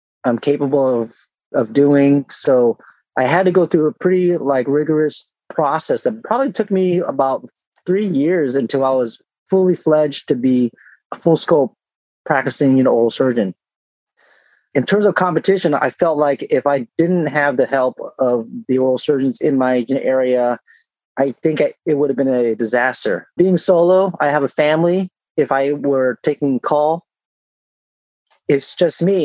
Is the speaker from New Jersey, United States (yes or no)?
no; San Diego, California, United States; moved away as an adult; also born or lived in Chicago, Illinois / Naperville, Illinois; now in Laguna Hills, United States; I was from San Diego